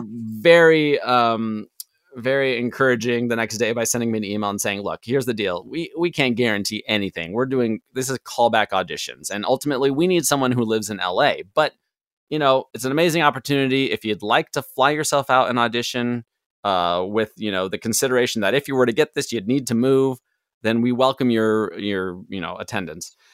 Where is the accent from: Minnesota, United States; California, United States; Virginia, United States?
California, United States; Pasadena; moved away as an adult; also born or lived in Kansas City; growing up in Southern California, in Pasadena